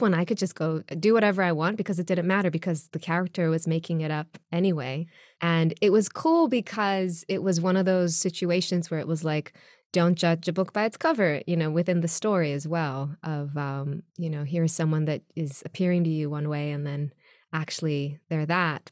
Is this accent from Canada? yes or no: no; Israel; moved away; also born or lived in New York; I was born and raised in Israel